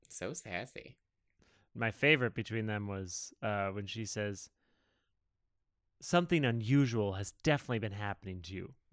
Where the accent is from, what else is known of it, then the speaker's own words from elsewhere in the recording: Texas, United States; Yeah, like they call me …. I'm from Texas.